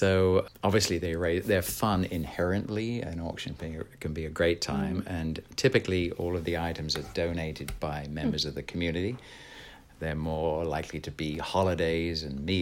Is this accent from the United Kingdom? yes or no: yes; England, United Kingdom; also born or lived in San Jose, California; now in United States; an English person living here